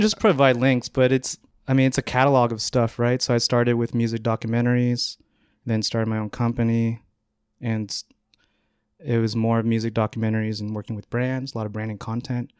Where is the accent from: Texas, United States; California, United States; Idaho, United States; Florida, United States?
California, United States; Northern; moved away as an adult; now in New York, United States; I grew up in Northern California, about 30 minutes north of San Francisco and then moved here about moved to New York about eight years ago